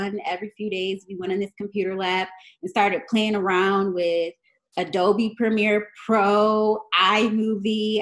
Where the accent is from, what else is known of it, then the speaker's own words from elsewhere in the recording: Niagara Falls, New York, United States; I was in this after-school program in my hometown, Niagara Falls, New York